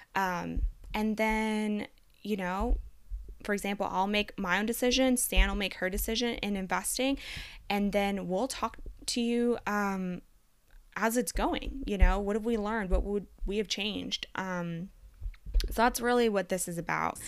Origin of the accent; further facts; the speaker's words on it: Texas, United States; also born or lived in Colombia; I am from Colombia, South America, born and semi-raised there. I moved to the United States at the age of five. Um, since then, I've lived in Texas, uh, until now